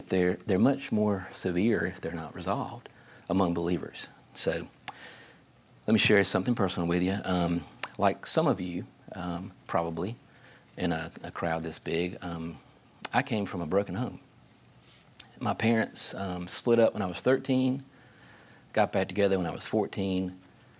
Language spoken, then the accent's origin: English; South Carolina, United States; I'm from South Carolina